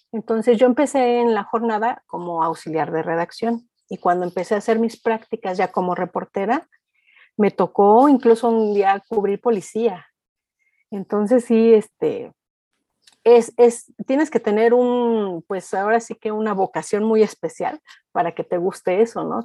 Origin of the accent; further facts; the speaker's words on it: Mexico; also born or lived in Oaxaca (maternal family); en mi país, en México